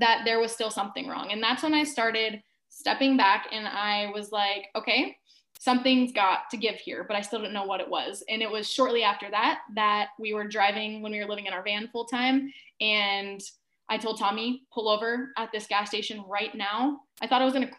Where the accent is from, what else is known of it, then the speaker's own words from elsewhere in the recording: Alaska, United States; moved away as an adult; also born or lived in Kauai; when I was 18, I moved to Kauai from Alaska